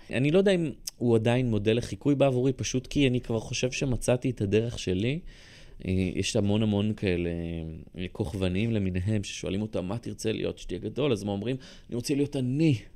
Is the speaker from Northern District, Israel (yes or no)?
no; Rishon LeZion, Central District, Israel; also born or lived in Bat Yam; גדלתי בבת ים אה, כלום עד גיל שלוש, ואז עברנו לראשון